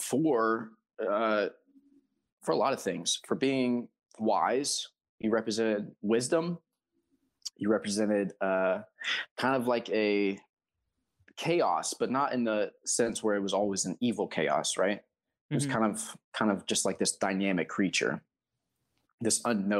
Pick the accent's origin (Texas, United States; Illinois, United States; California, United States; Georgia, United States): Georgia, United States; I'm from Georgia